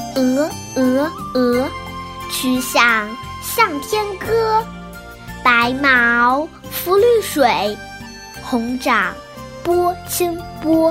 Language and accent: Chinese; Northeast China, China; 他可能跟我是来自一个地方的，都是东北